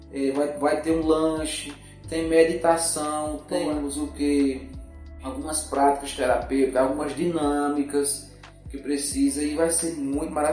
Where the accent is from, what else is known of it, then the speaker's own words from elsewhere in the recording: Serra Talhada, Pernambuco, Brazil; que eu postei uma pessoa de Serra Talhada, da sua terra, da minha terra